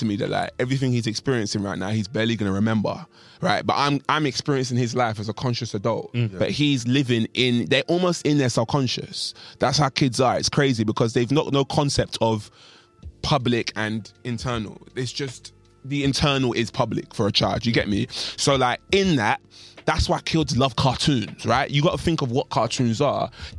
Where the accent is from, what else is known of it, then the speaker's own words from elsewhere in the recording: London, United Kingdom; East London, born and raised, son.